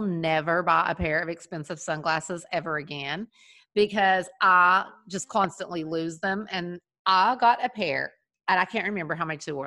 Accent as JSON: {"language": "English", "region": "Kentucky", "country": "United States", "tie": "born or raised there", "moved": "yes", "said": "where I grew up in Kentucky, there were quite a few covered bridges"}